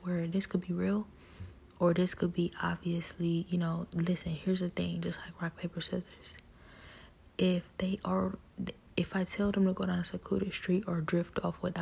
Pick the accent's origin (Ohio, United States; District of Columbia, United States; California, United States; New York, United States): Ohio, United States; Cleveland; I was born and raised in Cleveland.